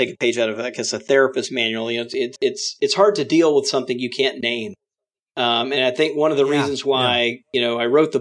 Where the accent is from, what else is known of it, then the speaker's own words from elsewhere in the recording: Mississippi, United States; now in Washington, D.C., United States; I grew up Southern Baptist in Mississippi